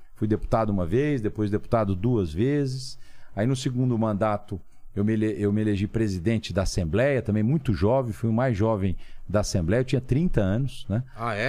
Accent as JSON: {"language": "Portuguese", "town": "São José do Rio Preto", "region": "São Paulo", "country": "Brazil", "tie": "born or raised there", "moved": "as an adult", "lives_now": "São Paulo, Brazil", "said": "eu praticamente cresci em Rio Preto"}